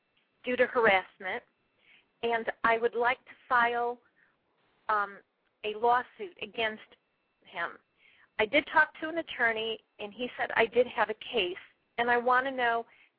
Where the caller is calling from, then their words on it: California, United States; I'm calling from California.